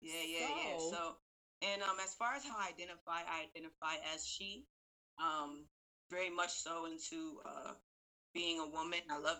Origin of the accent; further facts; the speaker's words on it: Buffalo, New York, United States; moved away as an adult; now in Brooklyn, New York, United States; I currently live in Brooklyn, New York. I've been in New York for about 12 years, but I'm from Buffalo all day, 716.